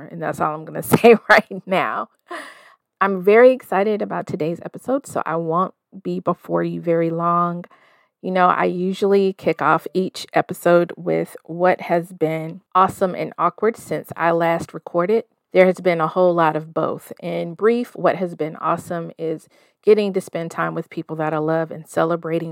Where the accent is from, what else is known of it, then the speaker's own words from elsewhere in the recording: the South, United States; moved away as an adult; also born or lived in Denver, Colorado; I'm a 40-plus-year-old woman raised in the South, currently splitting my time between the Mile High City and my hometown